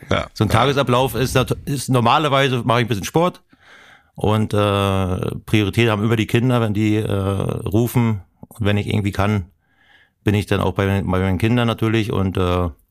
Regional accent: Mecklenburg-Vorpommern, Germany; weil Privatsphäre äh, bin ich als Mecklenburger.

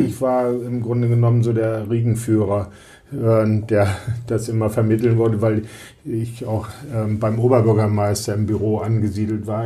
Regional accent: Lüneburg, Lower Saxony, Germany; now in Bremen, Germany; ich komme ja aus Lüneburg

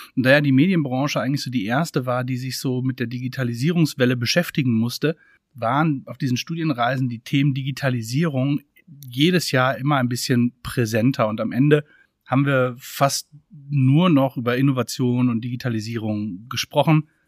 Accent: Freiburg im Breisgau, Baden-Württemberg, Germany; Ich komme ursprünglich aus Freiburg, Freiburg im Breisgau.

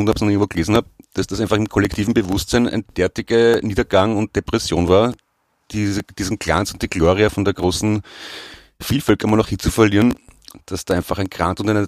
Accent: Austria; und das ist gemein, weil ich bin selber Österreicher

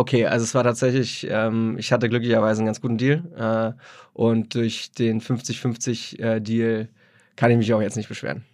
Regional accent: Berlin, Germany; ich bin aus Berlin, Berlin gebürtiger Berliner, äh, hab, bin in Hellersdorf aufgewachsen

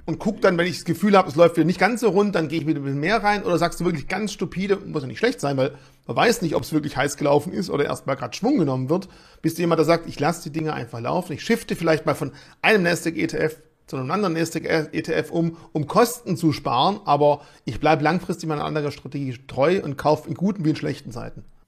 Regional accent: Swabia, Germany; als Schwabe

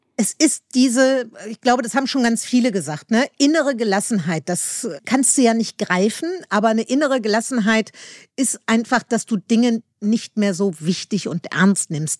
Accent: Meerbusch, North Rhine-Westphalia, Germany; now in Berlin, Germany; ich komme aus Meerbusch, das ist ein kleines Dorf in, in Nordrhein-Westfalen.

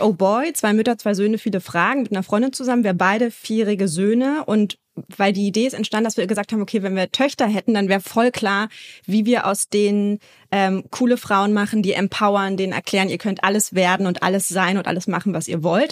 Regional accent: Berlin, Germany; moved away as an adult; now in Hamburg, Germany; Ich komme gebürtig eigentlich aus Berlin, lebe jetzt aber mittlerweile in Hamburg

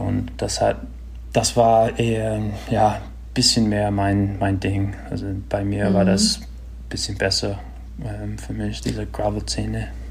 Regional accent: Marin County, California, United States; ich bin da in Marin County, Kalifornien groß geworden

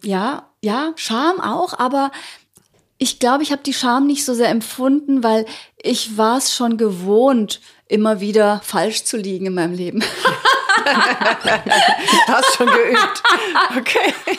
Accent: Ugljan island, opposite Zadar, Zadar County, Croatia; now in Germany; von der Insel Uglian

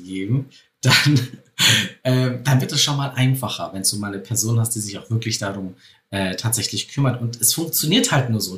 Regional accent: Bavaria, Germany; bei uns in Bayern hieß es früher Spätzlewirtschaft

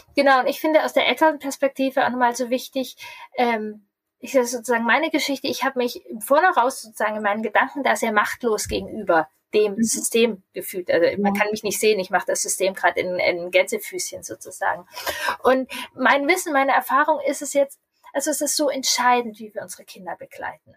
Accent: Lower Saxony, Germany; Bei uns in Niedersachsen

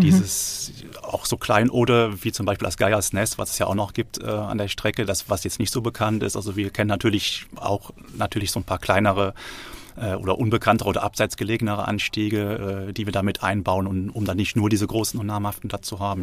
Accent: Rhineland, Germany; moved away as an adult; now in Freiburg, Germany; Ich bin Rheinländer äh, und äh, bin, im Rheinland quasi geboren und auch aufgewachsen

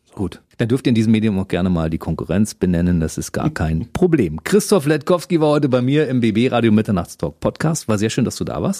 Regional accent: Berlin, Germany; moved away as an adult; now in Potsdam, Germany; Ich komme aus Kaulsdorf.

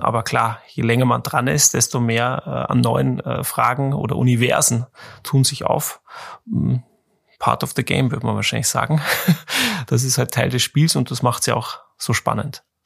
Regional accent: Austria; als Österreicher

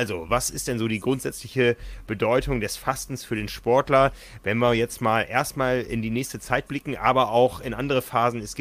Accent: Osnabrück, Lower Saxony, Germany; now in Hamburg, Germany; Okay, ja, ich kenne es als Karneval aus der Ecke, wo ich herkomme. Ich komme gebürtig aus Osnabrück.

